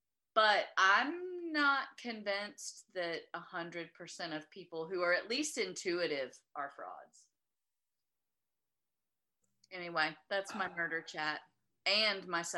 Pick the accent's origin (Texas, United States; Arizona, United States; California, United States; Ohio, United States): Texas, United States; Beaumont; the one psychic I knew for a fact was a fraud was in my hometown of Beaumont, Texas.